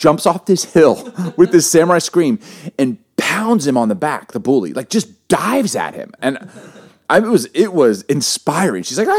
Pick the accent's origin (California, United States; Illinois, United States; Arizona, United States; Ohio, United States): Illinois, United States; Chicago; also born or lived in Baltimore; We grew up in Baltimore, Chicago, but one place we lived, do you remember Bartlett, Vic, in Chicago?